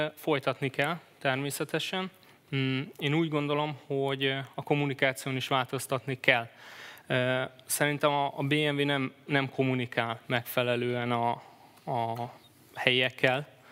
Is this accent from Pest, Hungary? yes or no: no; Debrecen, Hajdú-Bihar, Hungary; Debrecenben születtem